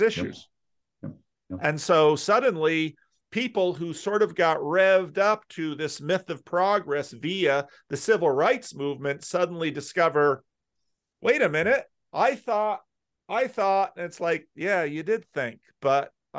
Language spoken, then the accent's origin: English; New Jersey, United States; also born or lived in Patterson; now in Sacramento, United States; I grew up in North Jersey, which was one of those more urban Christian Reformed church centers